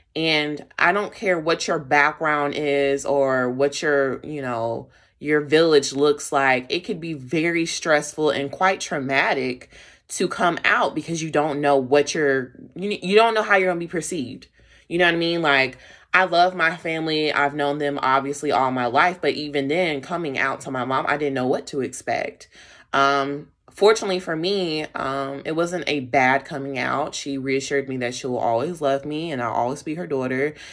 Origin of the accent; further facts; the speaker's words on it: Charlotte, North Carolina, United States; I was raised in Charlotte, North Carolina